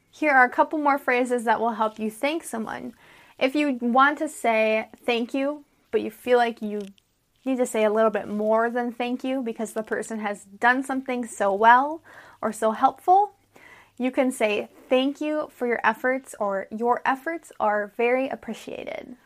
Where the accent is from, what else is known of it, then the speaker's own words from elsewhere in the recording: United States; I'm an American English teacher